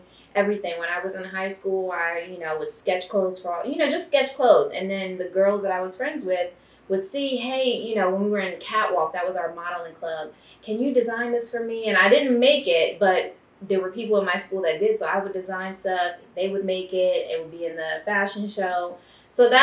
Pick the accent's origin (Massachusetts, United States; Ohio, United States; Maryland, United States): Maryland, United States; Baltimore; now in Los Angeles, United States; I'm from Baltimore, Maryland